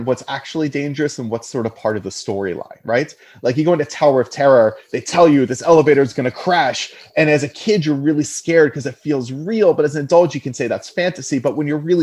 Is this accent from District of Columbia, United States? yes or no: yes; Washington, District of Columbia, United States; I'm from the Washington, D.C. area